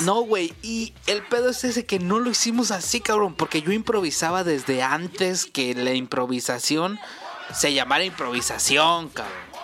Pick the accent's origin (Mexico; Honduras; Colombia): Mexico; somos mexicanos.